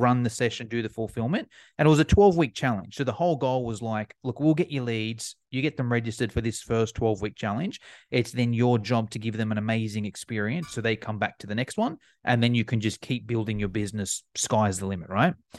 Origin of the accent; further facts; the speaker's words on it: Australia; accent: Australian; as you can probably tell by my accent, I'm from Australia.